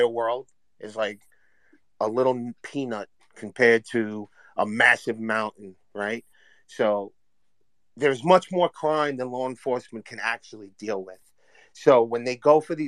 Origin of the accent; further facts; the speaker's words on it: New York, United States; I'm from New York.